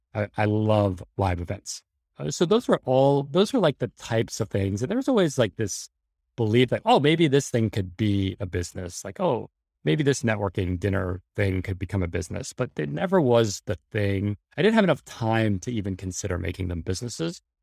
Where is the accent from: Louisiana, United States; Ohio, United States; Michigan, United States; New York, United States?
New York, United States; New York City; I grew up in New York City, middle class in the eighties and nineties